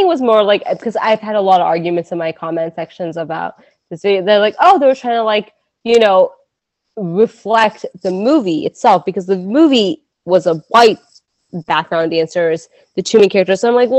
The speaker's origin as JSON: {"language": "English", "country": "Pakistan", "said": "I say this as like a Pakistani person"}